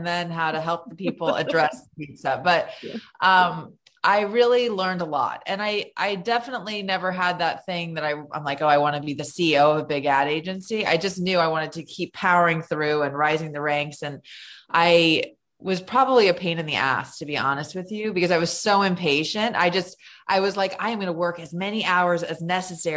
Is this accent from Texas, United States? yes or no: no; Los Angeles, California, United States; moved away; also born or lived in New York; I'm from Los Angeles.